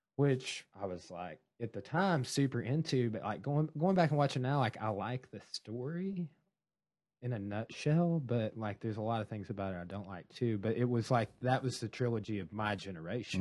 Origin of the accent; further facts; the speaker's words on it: Ozark area, Arkansas, United States; it was my hometown